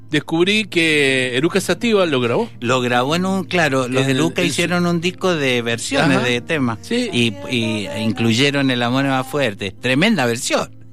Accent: Guayaquil, Guayas, Ecuador; born there; yo tendría que haber nacido en Valentín Alcina, nací en Guayaquil por una gira de mis viejos pero mi vieja porteña

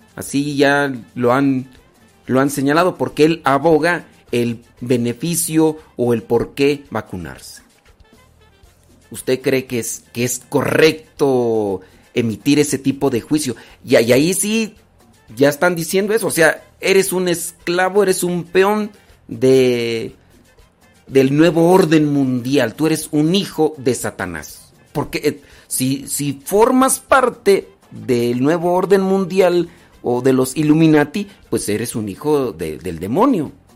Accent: Mexico; yo soy mexicano

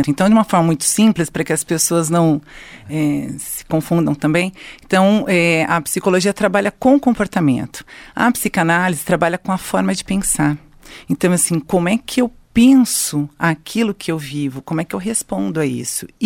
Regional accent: Marília, São Paulo, Brazil; moved away as an adult; now in Londrina, Brazil; eu não sou de Londrina, eu sou paulista, sou natural de Marília

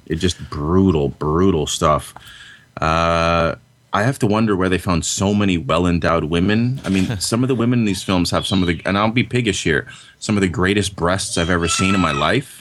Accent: Canada; I'm Canadian

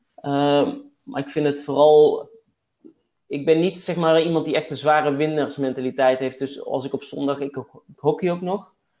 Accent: Waalwijk, North Brabant, Netherlands; also born or lived in Den Bosch; now in Tilburg, Netherlands; Ik kom uit Waalwijk, uit Wolk

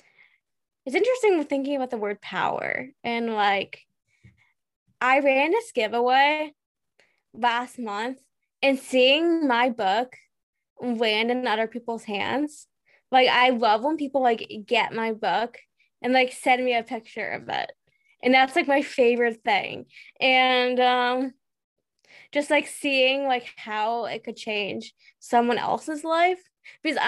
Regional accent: United States; I'm from the United States.

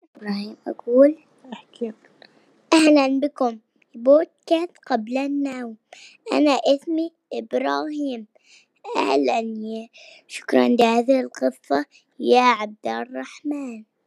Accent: Jordan; من الأردن

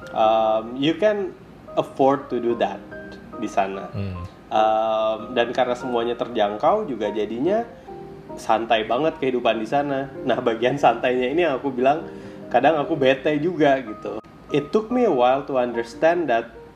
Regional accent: Sanggau, West Kalimantan, Indonesia; moved away; Yang aku kangen dari kota Sanggau ini yang pertama makanannya

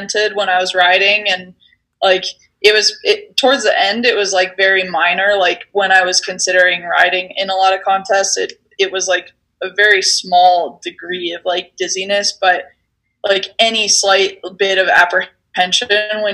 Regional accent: Steamboat Springs, Colorado, United States; I grew up in Steamboat Springs, and so it was kind of a natural progression for us Coloradans

